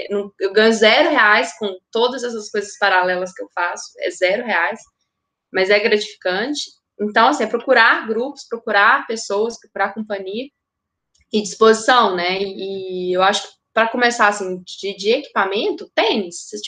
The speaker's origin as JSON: {"language": "Portuguese", "town": "Matozinhos", "region": "Minas Gerais", "country": "Brazil", "tie": "born there", "said": "Matozinhos. Matozinhos."}